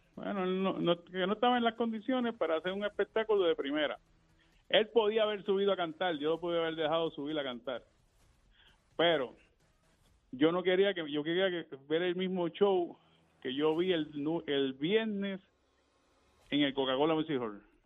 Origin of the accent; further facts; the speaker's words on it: Naranjito, Puerto Rico; nuestro alcalde de nuestro pueblo de Naranjito, porque soy de Naranjito Natural